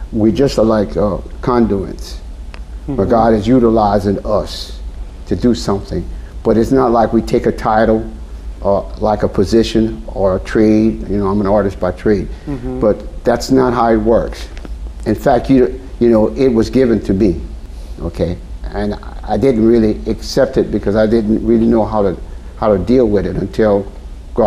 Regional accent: St. Martinville, Louisiana, United States; I'm from St. Martinville, Louisiana

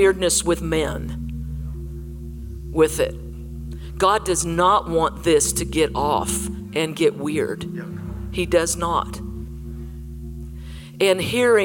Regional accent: Colorado, United States; I was from Colorado

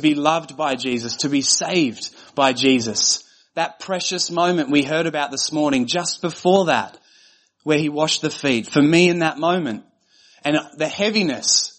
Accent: Australia; I was from Australia. I was the only Australian.

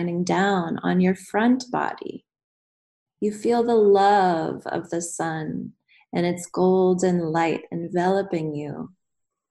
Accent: United States; moved away as an adult; I'm American, but I've been out of the country for almost 8 years now

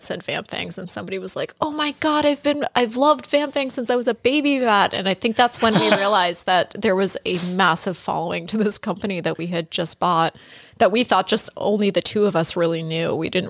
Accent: Salem, Massachusetts, United States; I grew up around here. I've been walking around Salem since I was

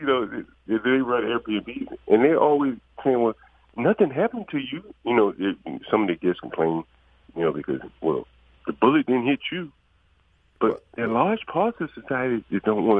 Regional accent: Alabama, United States; I told you I'm from Alabama

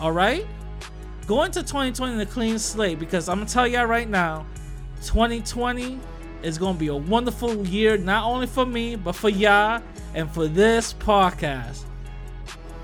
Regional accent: New York City, New York, United States; I'm, you know, from the Bronx

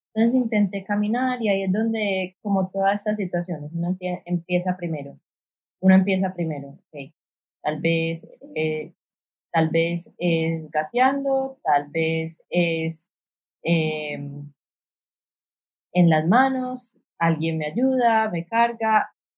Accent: Colombia; now in San Juan; Yo crecí en una ciudad en Colombia

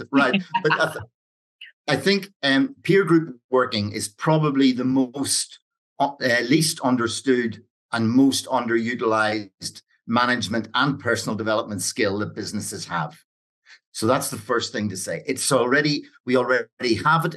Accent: Ireland; when I grew up in Ireland

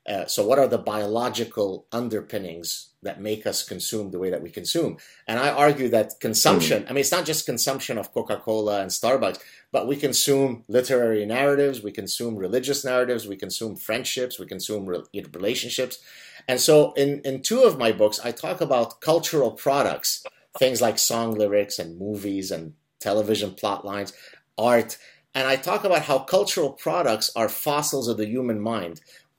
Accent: Montreal, Quebec, Canada; I'm back in Montreal, which is my hometown.

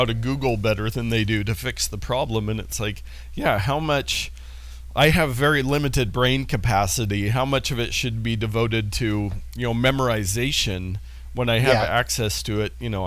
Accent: Portland, Oregon, United States; I grew up in Northeast Portland, not too far from the Rhinelander

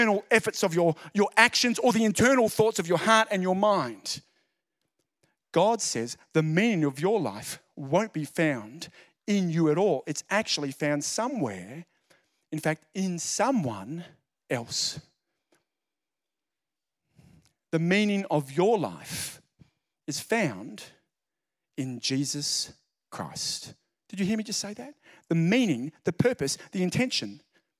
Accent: Central Coast, New South Wales, Australia; I'm from the Central Coast.

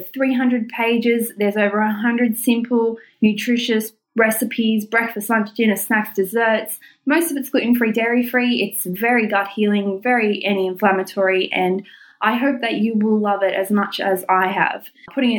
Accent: Newcastle upon Tyne, North East England, United Kingdom; Newcastle here in my hometown

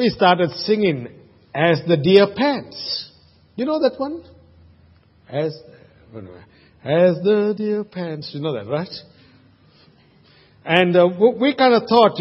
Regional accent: Sri Lanka; now in Australia; When I was growing up in Sri Lanka, we used to always boil the water before we drank it.

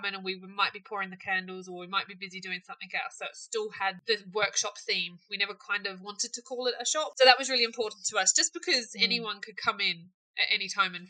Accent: New Zealand; moved away as an adult; also born or lived in Australia / London / Cardiff; now in Stornoway, United Kingdom; Born and bred in New Zealand, and then spent some time in Australia, and then came over to the UK.

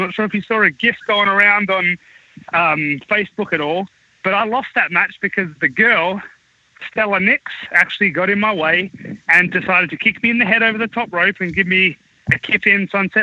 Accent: Australia; moved away as an adult; now in United States; I was from Australia

